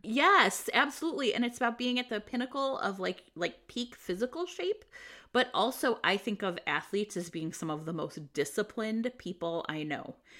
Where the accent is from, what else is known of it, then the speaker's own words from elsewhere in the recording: United States; I grew up in America.